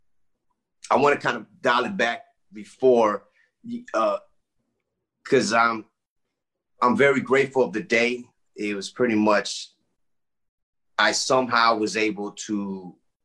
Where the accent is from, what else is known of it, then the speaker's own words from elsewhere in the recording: Miami, Florida, United States; also born or lived in Texas / Michigan; I grew up in Miami. I was a military brat, so I got to travel a lot at an early age.